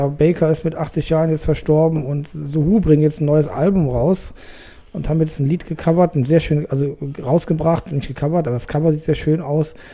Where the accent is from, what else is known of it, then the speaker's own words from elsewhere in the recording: West Germany, Germany; Das interessiert mich als Wessi sehr, äh, um euer Leben besser verstehen zu können.